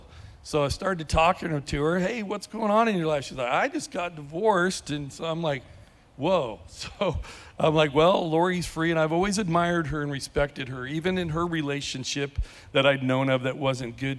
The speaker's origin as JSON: {"language": "English", "region": "California", "country": "United States", "also_born_or_lived": "Bend, Oregon", "moved": "yes", "lives_now": "Lake Havasu City, United States", "said": "I'm from California"}